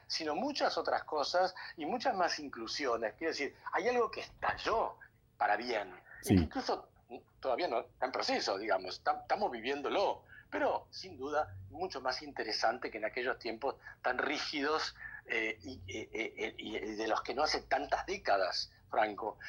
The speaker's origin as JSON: {"language": "Spanish", "country": "Argentina", "said": "así somos nosotros los argentinos"}